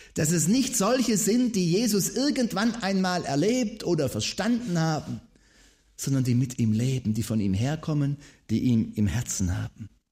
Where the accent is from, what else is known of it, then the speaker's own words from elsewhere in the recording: Swabia, Germany; Als Schwabe ist man ja immer äh, bemüht darum, äh, so den Eindruck zu erwecken, man äh, wäre arm, nicht reich.